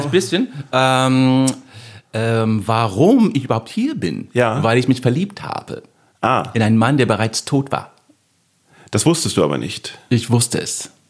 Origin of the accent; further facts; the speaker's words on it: United States; German is a second language; ich bin Amerikaner, ich habe einen amerikanischen Pass.